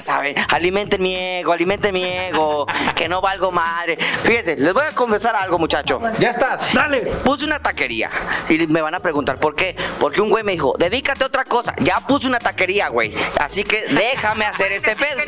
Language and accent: Spanish; Guadalajara, Jalisco, Mexico; nosotros somos de Guadalajara, Jalisco